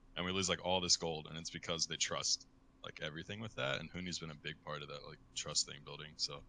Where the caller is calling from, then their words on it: Beverly Hills, California, United States; I'm calling from Beverly Hills.